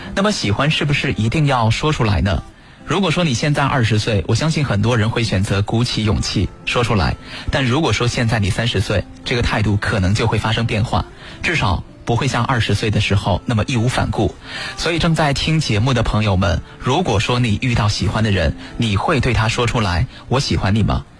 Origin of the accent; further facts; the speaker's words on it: China; 我们中国人不一样，我们表达爱的方式是非常含蓄的